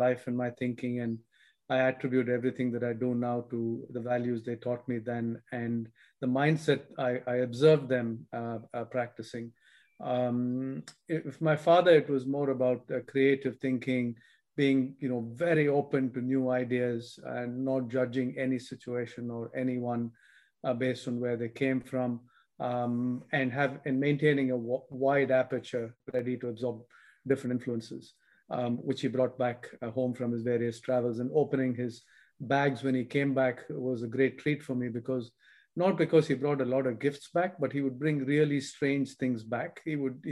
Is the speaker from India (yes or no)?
yes; India; moved away as an adult; also born or lived in United States; I grew up in India and didn't leave India till I was in my 20s, early 20s to study in the US.